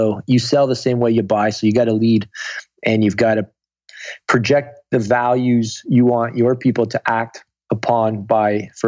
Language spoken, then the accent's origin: English; Guelph, Ontario, Canada; now in Toronto, Canada; Guelph, Ontario.